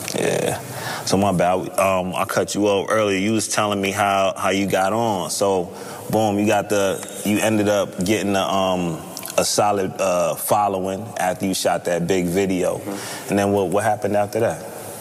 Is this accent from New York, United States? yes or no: yes; New York, United States; I'm from New York